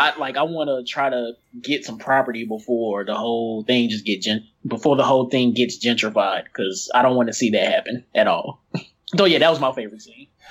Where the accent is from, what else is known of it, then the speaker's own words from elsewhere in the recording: East St. Louis, Illinois, United States; here in my hometown, um, for the past few years